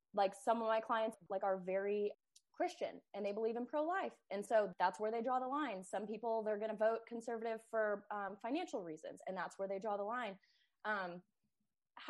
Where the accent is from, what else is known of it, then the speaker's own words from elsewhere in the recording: Canada; now in Texas, United States; I'm Canadian.